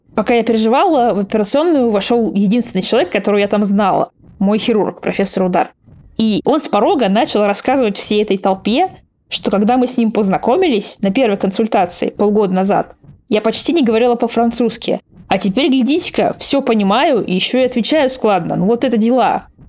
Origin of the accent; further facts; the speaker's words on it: Russia; moved away; я из России